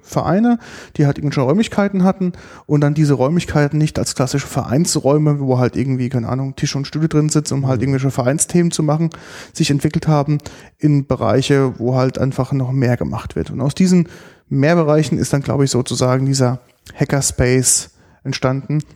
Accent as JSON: {"language": "German", "country": "Germany", "said": "bei uns in Deutschland"}